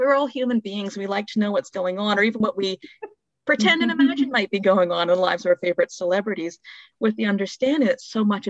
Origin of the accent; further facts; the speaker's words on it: the Maritimes, Canada; As a Maritimer